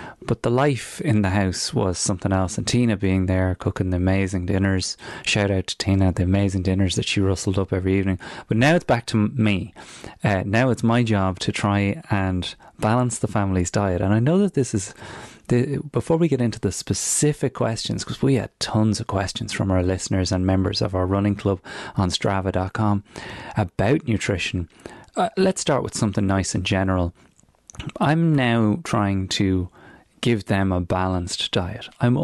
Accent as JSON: {"language": "English", "town": "Newbridge", "region": "Leinster", "country": "Ireland", "moved": "yes"}